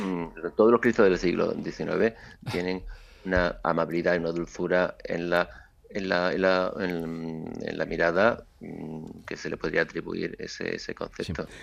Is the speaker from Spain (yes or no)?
yes; Seville, Andalusia, Spain; moved away; mi trabajo en mi tierra